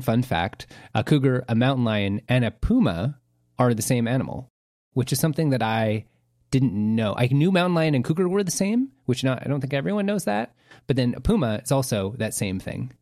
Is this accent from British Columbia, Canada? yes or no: yes; Vancouver, British Columbia, Canada; we're from Vancouver